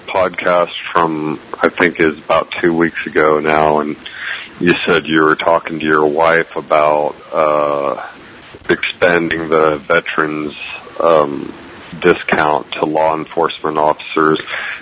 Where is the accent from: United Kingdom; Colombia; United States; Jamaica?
United States; Wichita, Kansas; now in Albuquerque, United States; I grew up in Wichita, Kansas